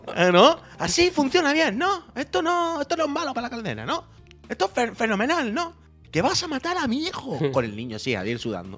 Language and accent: Spanish; La Línea de la Concepción, Andalusia, Spain; now in Barcelona, Spain; yo soy de Cádiz, de la línea, pero estamos en Barcelona